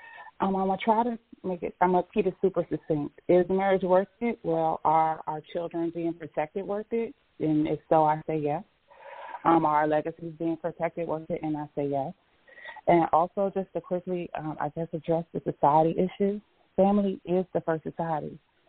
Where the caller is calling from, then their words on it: Washington, District of Columbia, United States; I'm calling from the District of Columbia metropolitan area.